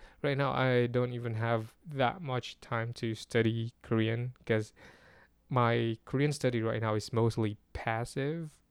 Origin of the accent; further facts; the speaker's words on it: Philippines; as a Filipino